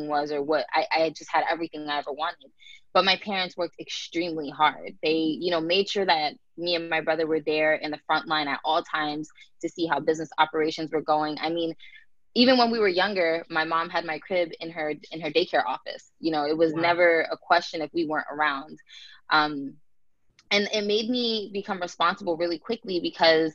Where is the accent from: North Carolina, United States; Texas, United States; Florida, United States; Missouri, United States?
Florida, United States; Tampa; also born or lived in New Jersey; I grew up in New Jersey, and I moved to Florida when I was about 6 years old